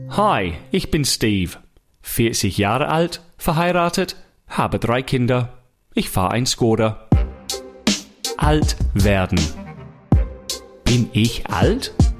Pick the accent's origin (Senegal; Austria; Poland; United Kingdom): United Kingdom; England; German is a second language; now in Germany; ich als Engländer